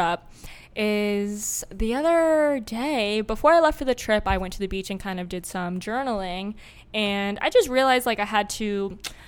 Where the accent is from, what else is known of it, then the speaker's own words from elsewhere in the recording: Florida, United States; growing up in Florida